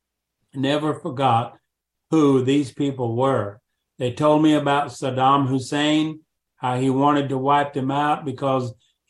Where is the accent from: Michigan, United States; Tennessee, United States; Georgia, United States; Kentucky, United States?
Tennessee, United States; La Follette; I was about 5 or 6 years of age in my hometown of La Follette, Tennessee, which is near Knoxville.